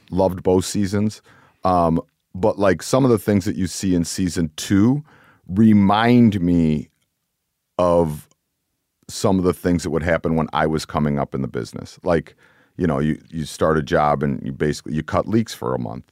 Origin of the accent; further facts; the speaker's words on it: Cleveland, Ohio, United States; also born or lived in New York; I grew up in Cleveland